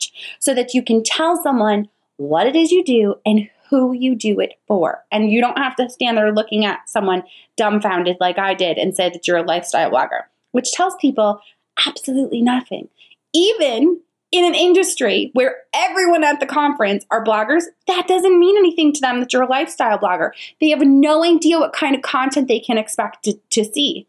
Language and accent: English; New York, United States; now in Charlotte, United States; I live in Charlotte, but I'm originally from New York